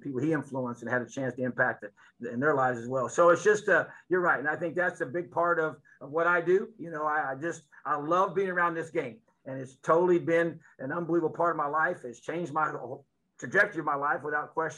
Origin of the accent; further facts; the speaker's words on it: Indiana, United States; also born or lived in Florida; being born and raised here, coaching high school football here